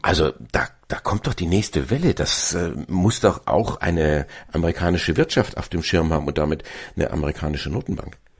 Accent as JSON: {"language": "German", "region": "Bavaria", "country": "Germany", "said": "bei uns in Bayern"}